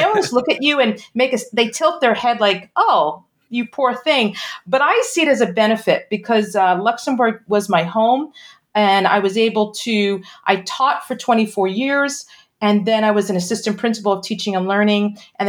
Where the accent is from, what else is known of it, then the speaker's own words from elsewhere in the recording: Brooklyn, New York, United States; I am from New York originally. I know you can't tell by the accent because I lost it. Originally a Brooklyn girl, and started teaching in New York public schools.